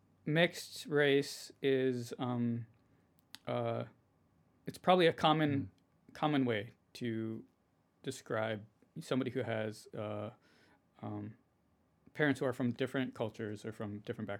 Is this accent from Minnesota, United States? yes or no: yes; Minnesota, United States; we're currently in Minnesota. We're both from Minnesota.